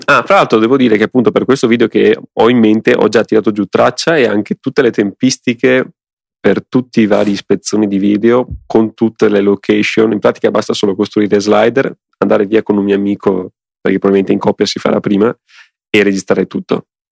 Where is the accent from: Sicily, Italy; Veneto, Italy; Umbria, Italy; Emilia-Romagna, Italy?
Veneto, Italy; Venetian Lagoon; sul mio paese, in pratica sulla laguna, eh, che è, che sta dietro al mio paese, che è que-, la stessa laguna di Venezia